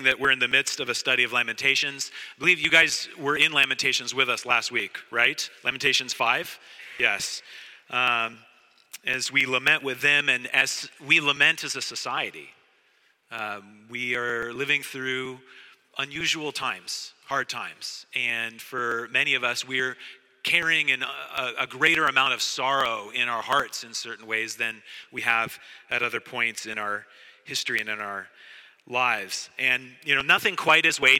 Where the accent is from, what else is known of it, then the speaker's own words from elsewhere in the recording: Oregon, United States; moved away as an adult; also born or lived in Saskatchewan, Canada; now in Montreal, Canada; I grew up in Oregon